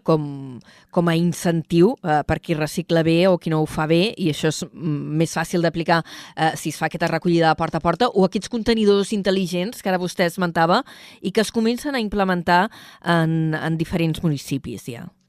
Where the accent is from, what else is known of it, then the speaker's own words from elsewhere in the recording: Vila-seca, Catalonia, Spain; Jo sóc de Vilaseca